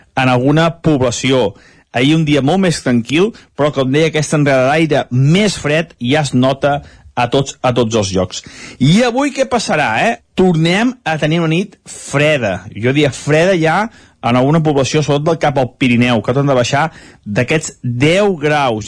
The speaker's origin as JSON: {"language": "Catalan", "town": "Sant Feliu de Codines", "region": "Catalonia", "country": "Spain", "said": "Sant Feliu Codines, el meu poble"}